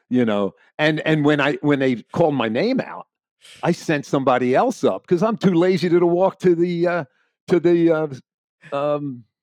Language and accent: English; Florida, United States; I moved back to my hometown when my parents got sick, uh, my wife and I, and to help. You know, we wanted them to uh, finish their life here in their own house.